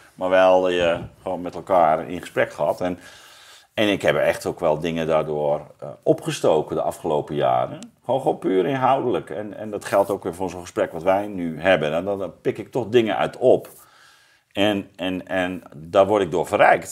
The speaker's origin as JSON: {"language": "Dutch", "area": "Zeeuws-Vlaanderen", "region": "Zeeland", "country": "Netherlands", "said": "ik kom uit Zeeuws-Vlaanderen"}